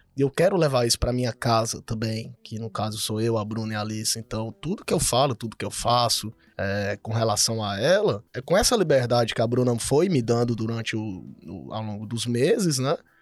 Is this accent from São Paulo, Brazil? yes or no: no; Fortaleza, Ceará, Brazil; moved away as an adult; now in Cuiabá, Brazil; Sou de Fortaleza, tô morando aqui em Cuiabá tem quase três anos.